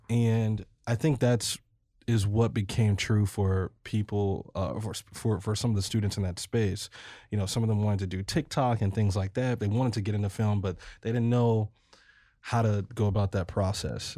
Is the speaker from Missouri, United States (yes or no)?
yes; Ferguson, Missouri, United States; also born or lived in Colorado; my hometown Ferguson